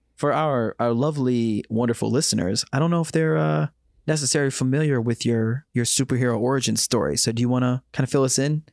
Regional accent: Chicago, Illinois, United States; moved away as an adult; now in Busan, South Korea; my hometown, Chicago

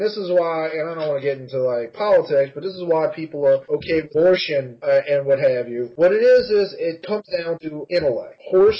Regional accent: New Orleans, Louisiana, United States; I thought I was born here in New Orleans

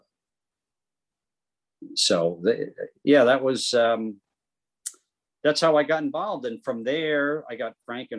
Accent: New York City, New York, United States; I'm from Queens.

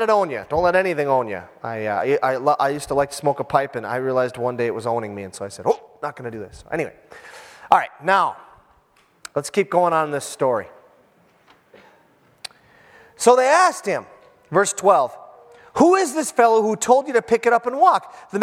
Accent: Iron Range, Minnesota, United States; I am from the Iron Range

